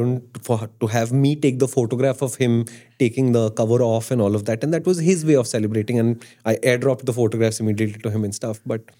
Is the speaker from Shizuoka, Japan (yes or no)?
yes; Iwata, Shizuoka, Japan; It doesn't mean me versus you because I come from Iwata and you come from somewhere else.